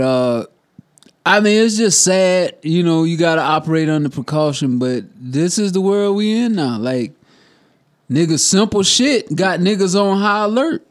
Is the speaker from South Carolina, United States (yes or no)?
yes; South Carolina, United States; Growing up in South Carolina my whole life